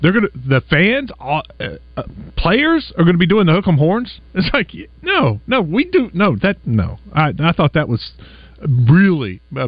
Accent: Texas, United States; I grew up in Texas.

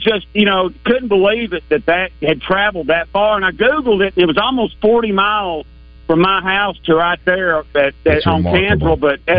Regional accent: Little Rock, Arkansas, United States; You know, I'm from Little Rock, grew right. up in Little Rock

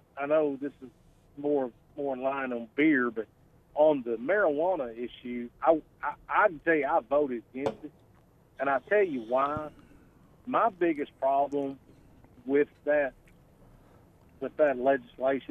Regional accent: Northeast Arkansas, United States; I grew up in Northeast Arkansas

